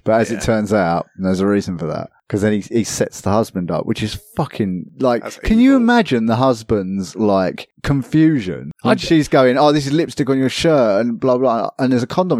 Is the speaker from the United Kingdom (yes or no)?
yes; England, United Kingdom; I say Z because I'm English